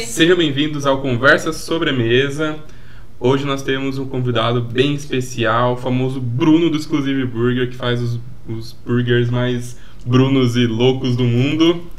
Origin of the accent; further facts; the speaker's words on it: Paraná, Brazil; now in São Paulo, Brazil; eu vim do Paraná, né? É, até nasci aqui na, na, é. região de São Paulo, mas eu vim do Paraná. E eu lembro que na minha infância lá